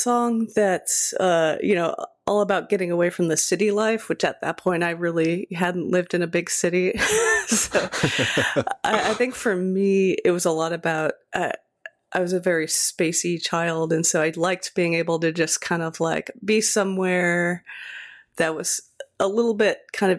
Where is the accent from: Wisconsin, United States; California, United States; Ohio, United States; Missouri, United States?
Ohio, United States; also born or lived in Corvallis, Oregon; I spent most of my childhood in Ohio, but I was born in Corvallis, Oregon, which is fairly small city in the Willamette Valley of Oregon